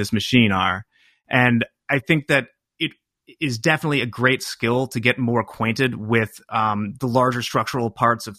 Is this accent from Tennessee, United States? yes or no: no; Chicago suburbs, Illinois, United States; I'm just an Irish Catholic guy from the Chicago suburbs